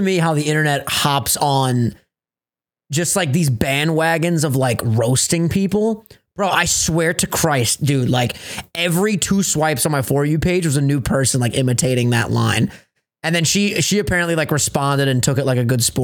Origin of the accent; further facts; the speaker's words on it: Long Island, New York, United States; we're from Strong Island